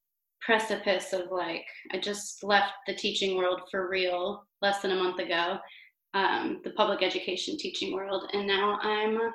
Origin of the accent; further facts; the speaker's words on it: Cleveland, Ohio, United States; moved away as an adult; now in Chicago, United States; I come originally from Cleveland, Ohio.